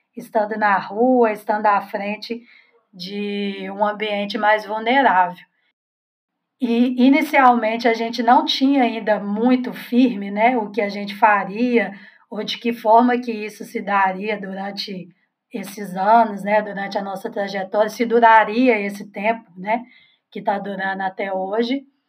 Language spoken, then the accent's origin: Portuguese; Belo Horizonte, Minas Gerais, Brazil; sou aqui também de Belo Horizonte